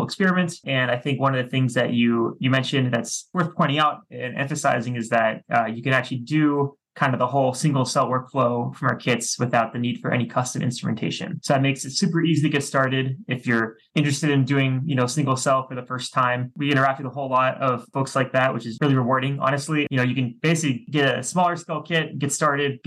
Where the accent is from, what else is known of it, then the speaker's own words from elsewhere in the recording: Washington, District of Columbia, United States; moved away as an adult; now in Seattle, United States; I'm from the East Coast of the US originally, from the Washington, DC area.